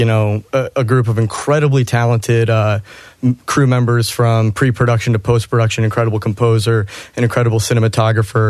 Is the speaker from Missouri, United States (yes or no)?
yes; St. Louis, Missouri, United States; moved away as an adult; now in Los Angeles, United States; I'm an LA-based director, born and raised in St. Louis. I've been out there for 5 years now